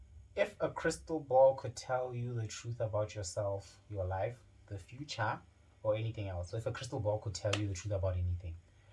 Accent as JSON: {"language": "English", "town": "Polokwane", "region": "Limpopo", "country": "South Africa", "tie": "born or raised there", "also_born_or_lived": "Cape Town, South Africa", "moved": "as an adult", "lives_now": "Johannesburg, South Africa", "said": "born and raised in Polokwane. Yeah, man, went to FC Primary School, right next to my house. And then I went to Capricorn High School"}